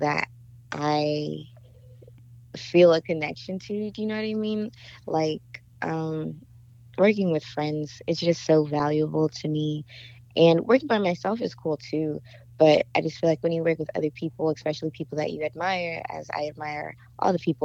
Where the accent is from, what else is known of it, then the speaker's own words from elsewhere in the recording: Inglewood, California, United States; I'm from Inglewood, California, and I am a singer